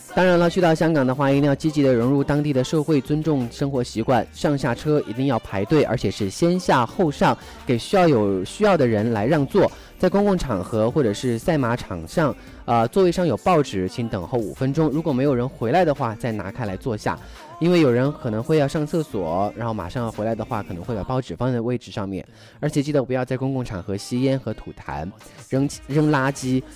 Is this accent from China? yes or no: yes; China; 我们大陆人和内地人